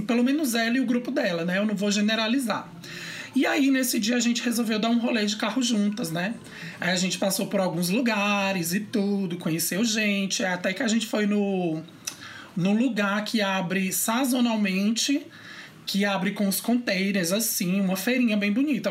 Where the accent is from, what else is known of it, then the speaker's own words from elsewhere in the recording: Teresina, Piauí, Brazil; moved away as an adult; now in Brasília, Brazil; eu vim de uma cidade que não era grande, mas não era tão grande assim, de Teresina